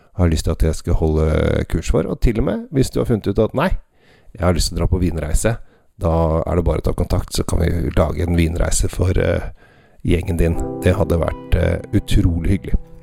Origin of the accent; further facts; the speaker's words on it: Norway; oss her hjemme i Norge